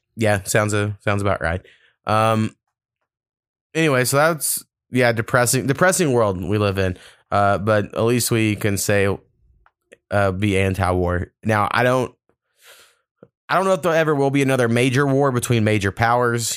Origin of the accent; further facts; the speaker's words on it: United States; as an American